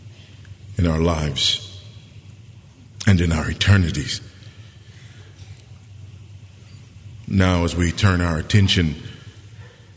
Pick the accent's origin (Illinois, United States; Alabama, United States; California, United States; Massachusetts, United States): California, United States; Los Angeles; moved away as an adult; also born or lived in Texas; I was born and raised right here in Los Angeles